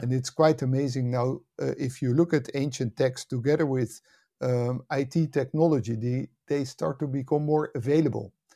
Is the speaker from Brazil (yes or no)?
no; Netherlands; also born or lived in United States; I was born and raised in the Netherlands, and, uh, spent most of my life here